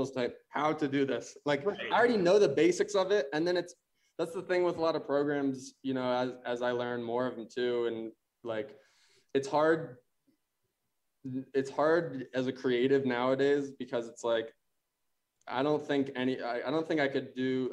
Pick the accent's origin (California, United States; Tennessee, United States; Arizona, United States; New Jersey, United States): Arizona, United States; moved away as an adult; also born or lived in Chicago; I was about to go to U of A because I grew up in Arizona.